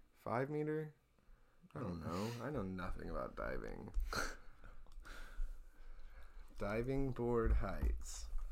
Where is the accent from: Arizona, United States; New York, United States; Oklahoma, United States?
Oklahoma, United States; So, like I said, Oklahoma did not have diving. I am from Oklahoma.